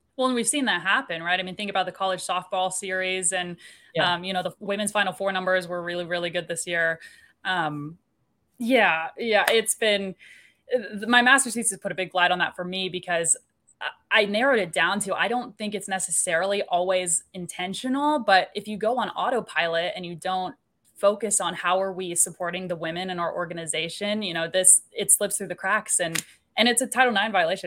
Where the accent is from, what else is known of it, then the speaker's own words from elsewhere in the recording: Kansas City, Missouri, United States; growing up in Kansas City, we didn't have a women's professional sports For team.